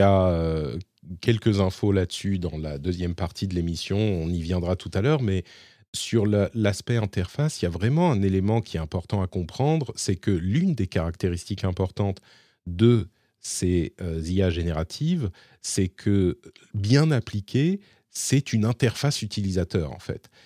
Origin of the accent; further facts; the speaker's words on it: France; now in Finland; chez nous, en France